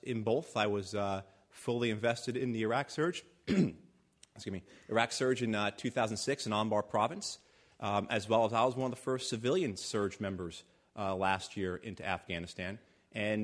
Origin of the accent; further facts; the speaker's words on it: New Jersey, United States; I'm also local. I'm from Jersey